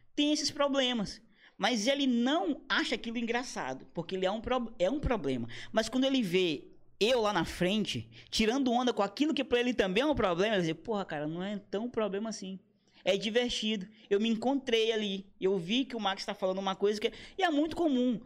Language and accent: Portuguese; Brazil; Eu sou brasileiro